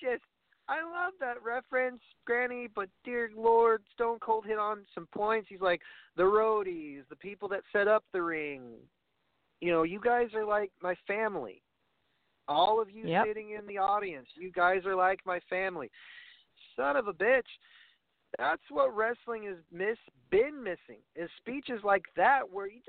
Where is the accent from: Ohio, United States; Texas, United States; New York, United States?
New York, United States; I come from New York